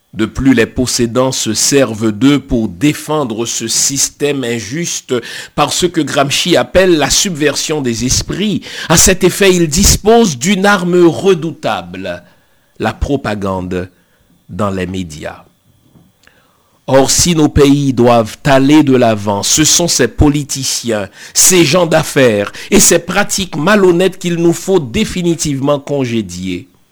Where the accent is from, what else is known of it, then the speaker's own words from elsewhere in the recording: Haiti; Chez nous en Haïti